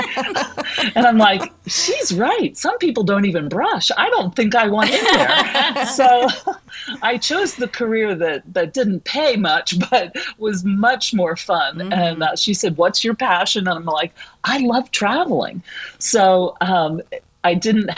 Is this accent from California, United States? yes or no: no; Palmyra, Pennsylvania, United States; I'm born and raised in Palmyra. I'm a product of Palmyra High School